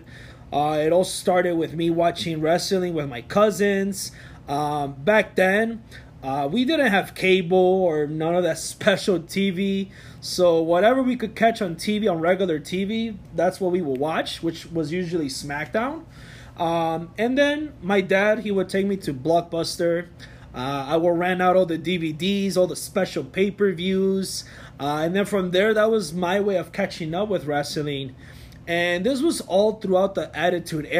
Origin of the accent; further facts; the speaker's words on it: Chicago, Illinois, United States; also born or lived in Mexico City, Mexico; I was born in the Lucha Libre world, Mexico City. But I was raised in Chicago my whole life